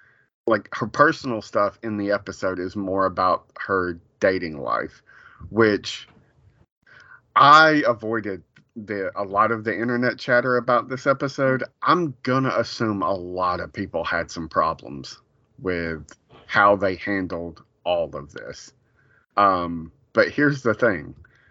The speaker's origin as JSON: {"language": "English", "town": "New York City", "region": "New York", "country": "United States", "said": "Oh my God, that New Yorker! Like, I'm a New Yorker through and through."}